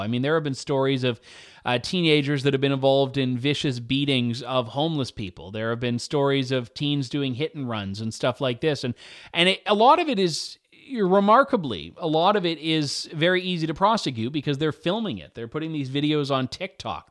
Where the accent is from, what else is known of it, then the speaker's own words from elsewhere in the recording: Canada; as the Canadian